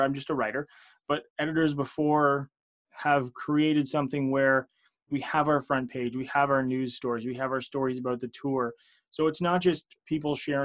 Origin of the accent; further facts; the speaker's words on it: outside of Toronto, Ontario, Canada; I am Canadian here. I'm just kind of outside of Toronto